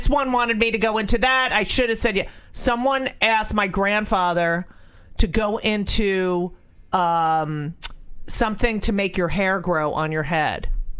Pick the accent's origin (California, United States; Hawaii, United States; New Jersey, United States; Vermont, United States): New Jersey, United States; I was born in New Jersey.